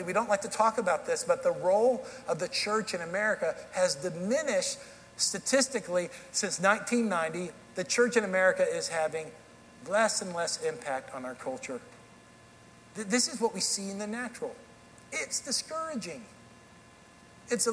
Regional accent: Dallas, Texas, United States; accent: southern drawl; moved away as an adult; also born or lived in Kansas City / Tennessee; now in Hendersonville, Tennessee, United States; I grew up in Dallas, Texas, and then for 18 years I lived there. I moved to Kansas City for college.

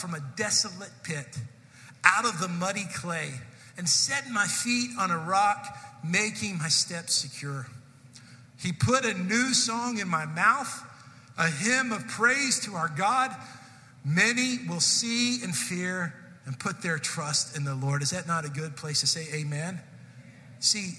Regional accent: Irving, Texas, United States; I was from Irving

